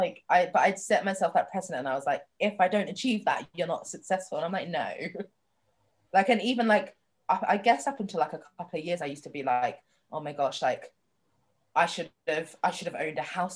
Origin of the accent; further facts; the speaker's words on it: London, United Kingdom; also born or lived in New York; I grew up in London